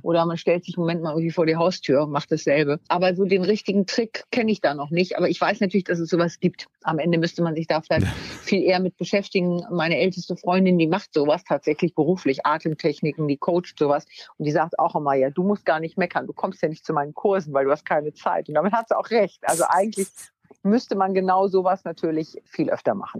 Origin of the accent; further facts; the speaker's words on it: Wunstorf, Lower Saxony, Germany; bin aufs, äh, Gymnasium gegangen in Wunstorf, also da, wo ich herkomme, in Niedersachsen